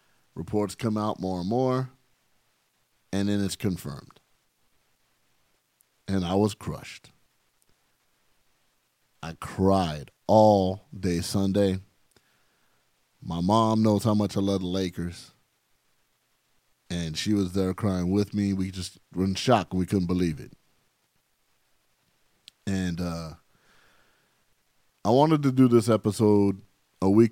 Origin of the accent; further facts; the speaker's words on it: San Bernardino, California, United States; We're from San Bernardino here. And the one thing that city taught me was to be tough